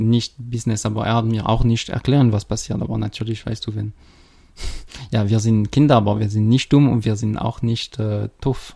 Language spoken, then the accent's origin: German; Geneva, Switzerland; accent: French; German is a second language; moved away as an adult; now in Schaffhausen, Switzerland; ich bin äh, in Genf äh, geboren